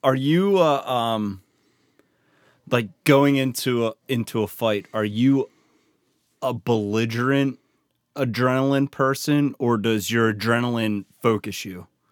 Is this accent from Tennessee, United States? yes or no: no; Baltimore, Maryland, United States; accent: Baltimore; how much of a Baltimore accent I have